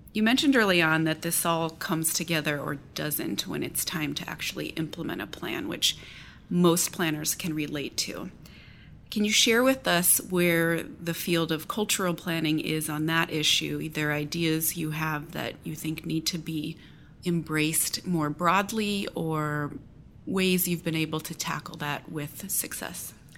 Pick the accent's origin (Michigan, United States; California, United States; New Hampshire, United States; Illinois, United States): Illinois, United States; Galesburg; my hometown of Galesburg, Illinois